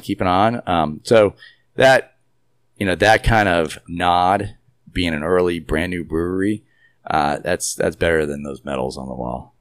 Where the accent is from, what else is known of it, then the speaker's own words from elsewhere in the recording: New York City, New York, United States; now in Houston, United States; I'm from the Northeast, New York City, where when I lived there